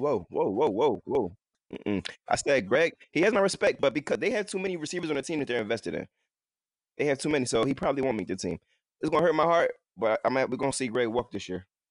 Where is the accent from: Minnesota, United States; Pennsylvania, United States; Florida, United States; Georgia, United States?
Pennsylvania, United States; Philadelphia; I'm from Philly, uh, from North Philadelphia, I went to school out here in Philadelphia from elementary to high school